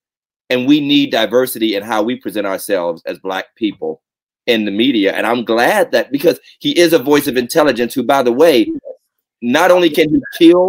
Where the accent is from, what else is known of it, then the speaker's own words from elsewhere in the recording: Southington, United States; growing up in Southington and moving there when I was going to the sixth grade, which is a formative year